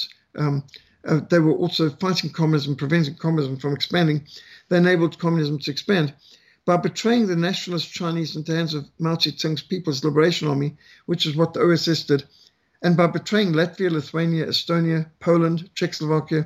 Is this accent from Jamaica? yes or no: no; Zimbabwe; Rhodesia, my home country, where I was brought up